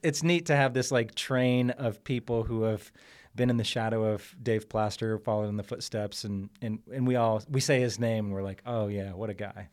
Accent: Columbus, Ohio, United States; I'm from Columbus, Ohio

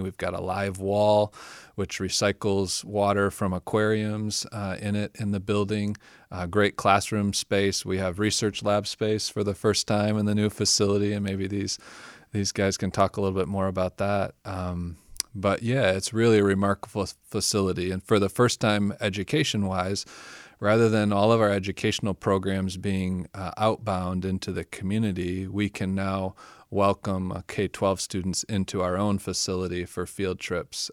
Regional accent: Michigan, United States; growing up in the Midwest, I grew up in Michigan

